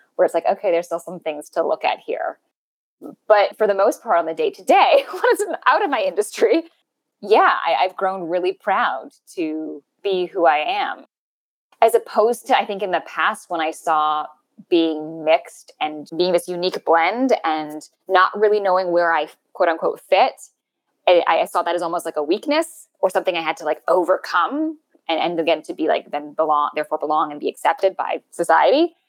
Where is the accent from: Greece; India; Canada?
Canada